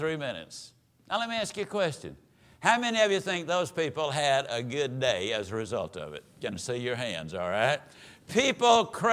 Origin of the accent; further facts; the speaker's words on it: Mississippi, United States; moved away as an adult; now in Dallas, United States; we were raised over in East Texas, better known as Mississippi